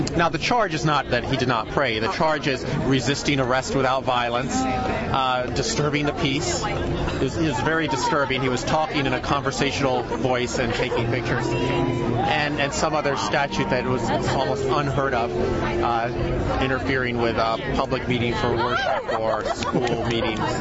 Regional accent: St. Petersburg, Florida, United States; St. Petersburg, Florida

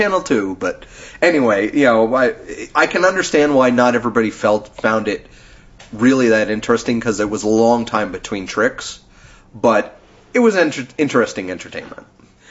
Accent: United Kingdom; I'm British, and I'm talking to you in a very calming

